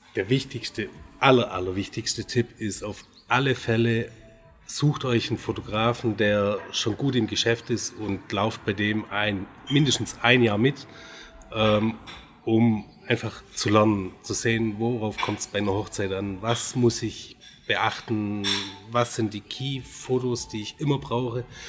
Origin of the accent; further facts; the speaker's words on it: Göppingen, Baden-Württemberg, Germany; ich komme aus Göppingen, bin 42 Jahre alt